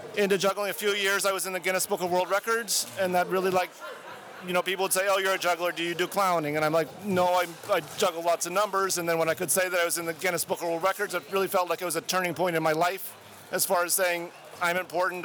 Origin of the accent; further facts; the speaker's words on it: Madison, Wisconsin, United States; Madison, Wisconsin